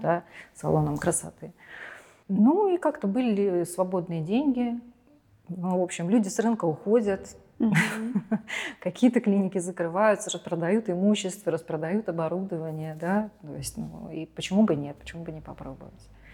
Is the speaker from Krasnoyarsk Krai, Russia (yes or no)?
no; Kemerovo, Kemerovo Oblast, Russia; в моем родном городе Кемерово